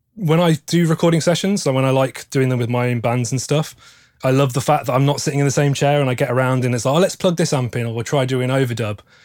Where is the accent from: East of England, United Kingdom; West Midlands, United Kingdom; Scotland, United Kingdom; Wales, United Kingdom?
West Midlands, United Kingdom; Stratford-upon-Avon; moved away as an adult; now in Nottingham, United Kingdom; grew up in Stratford upon Avon, which is famous for being the birthplace of William Shakespeare